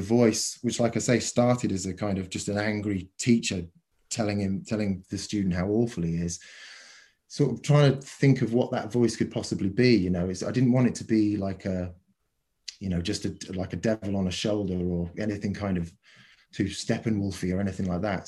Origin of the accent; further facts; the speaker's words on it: Cornwall, South West England, United Kingdom; moved away; also born or lived in New Zealand / London; my own childhood, you know, the, the sort of structure of growing up in Cornwall and then moving to New Zealand and then eventually getting to London